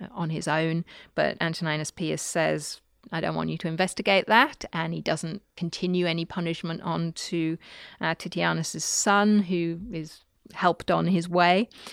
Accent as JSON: {"language": "English", "town": "Newcastle upon Tyne", "region": "North East England", "country": "United Kingdom", "tie": "born or raised there", "said": "where I grew up in Newcastle"}